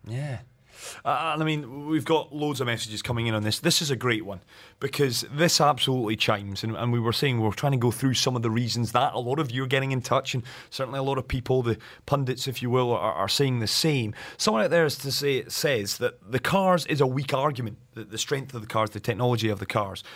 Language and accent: English; Scotland, United Kingdom; I'm Scottish